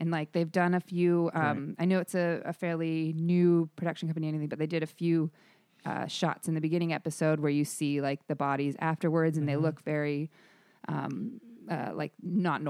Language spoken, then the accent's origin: English; Michigan, United States; also born or lived in Arizona; I'm originally from Michigan and Arizona, and then lived in San Diego and Los Angeles before this.